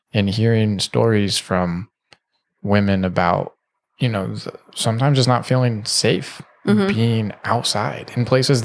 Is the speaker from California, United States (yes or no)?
yes; Stockton, California, United States; I lived in Northern California a lot. Stockton.